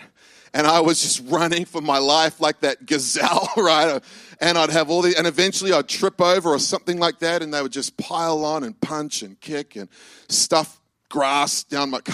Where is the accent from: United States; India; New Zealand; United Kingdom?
New Zealand; moved away; I grew up in New Zealand.